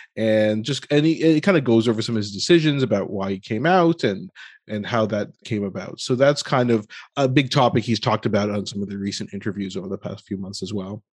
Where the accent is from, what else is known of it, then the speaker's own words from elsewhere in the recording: United States; being born and raised in America being South Asian